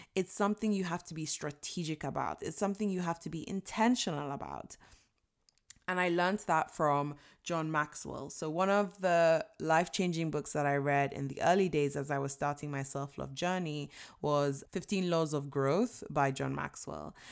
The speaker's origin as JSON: {"language": "English", "country": "Nigeria", "tie": "born or raised there", "said": "I was born and raised in Nigeria"}